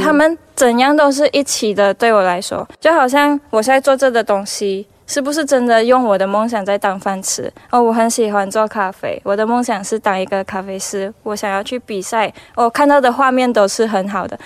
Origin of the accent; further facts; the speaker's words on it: Malaysia; 我是来自马来西亚